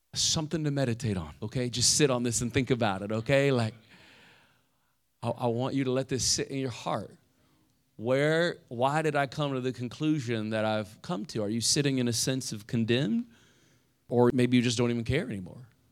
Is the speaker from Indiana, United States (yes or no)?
yes; Indiana, United States; now in South Florida, United States; I'm from Indiana